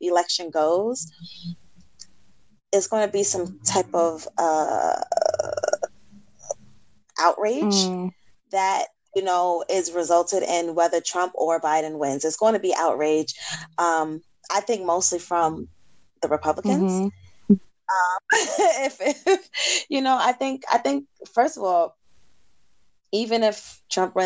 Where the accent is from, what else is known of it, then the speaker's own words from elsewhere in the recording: New York, United States; We from New York